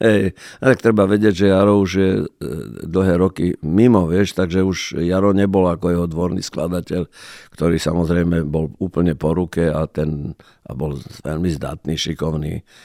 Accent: Prešov, Prešov Region, Slovakia; ja som z Prešova

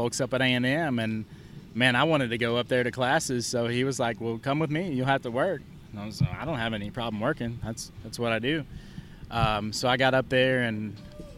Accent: Pflugerville, Texas, United States; I was from Pflugerville

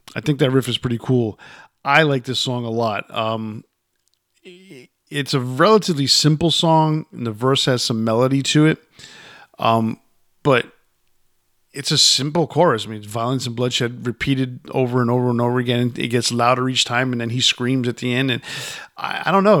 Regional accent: Yonkers, New York, United States; I grew up in Yonkers

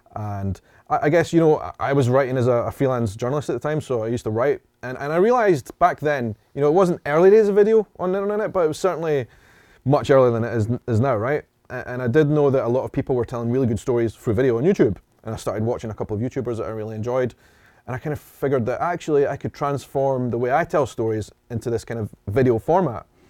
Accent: Edinburgh, Scotland, United Kingdom; I am from Edinburgh in Scotland, this Ed, Scotland's capital city

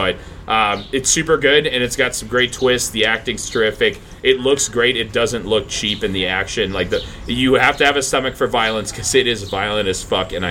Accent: Canada; we're French Canadian, so she was speaking French with my mom

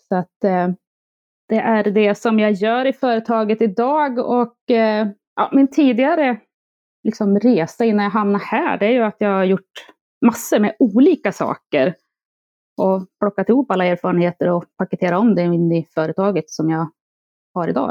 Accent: Järvsö, Gävleborg County, Sweden; moved away; also born or lived in Stockholm; jag är född och uppvuxen i Järvsö

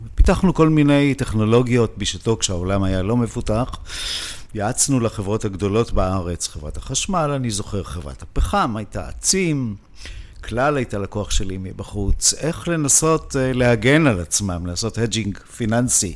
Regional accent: Israel; moved away as an adult; now in Switzerland; אני ישראלי, למרות שאני חי בשוויץ באופן קבוע, כבר 25 שנה

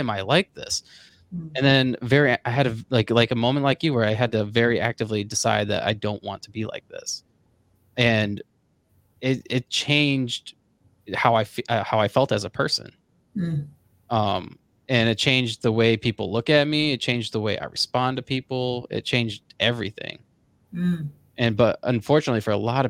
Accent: Florida, United States; I grew up in Florida

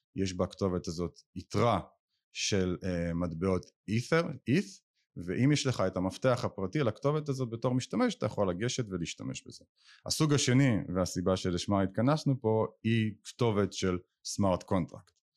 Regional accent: Israel; אני ישראלי היחיד

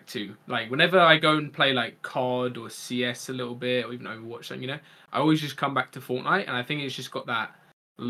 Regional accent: Kent, South East England, United Kingdom; accent: posh southern; also born or lived in Yorkshire; I was born in Yorkshire, but I'm from Kent.

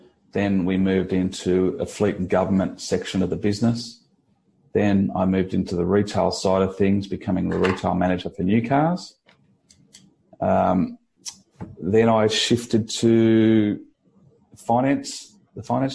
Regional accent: Kiama, New South Wales, Australia; also born or lived in Bondi Beach; growing up in Kiama

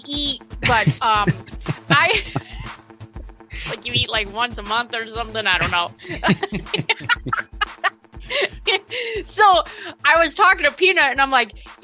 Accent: Johnson City, United States; I'm from Johnson City

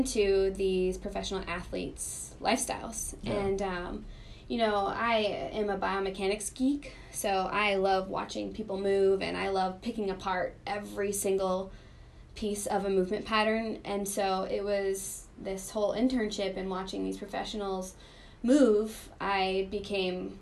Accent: Northern Maine, United States; moved away as an adult; also born or lived in St. Louis / Chicago; I'm from Northern Maine

